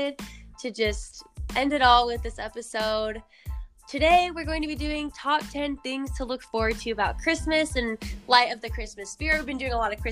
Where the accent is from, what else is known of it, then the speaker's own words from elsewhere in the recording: Las Vegas, Nevada, United States; I lived in Vegas my whole life and it does not snow here at all.